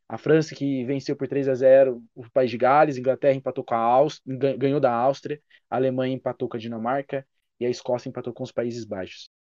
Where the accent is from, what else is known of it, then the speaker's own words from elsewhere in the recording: Brazil; ficaremos muito felizes como brasileiros